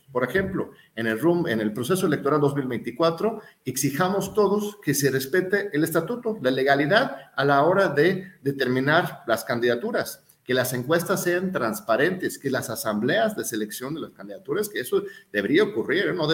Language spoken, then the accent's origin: Spanish; Mexico; Yo soy más mexicano que el mole, tú lo sabes, estimado Julio